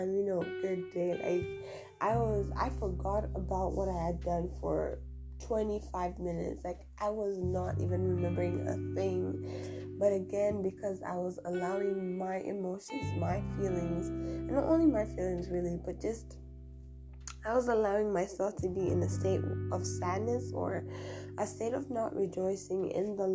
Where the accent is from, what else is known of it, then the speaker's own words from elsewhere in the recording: Tanzania; moved away; I am from East Africa, Tanzania